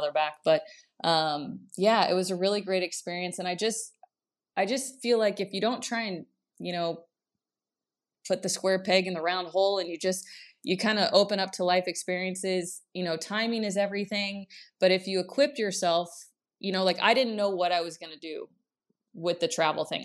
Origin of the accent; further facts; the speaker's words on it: Kansas, United States; moved away as an adult; also born or lived in Prague, Czech Republic; even as a kid, I just could not wait to get out of Kansas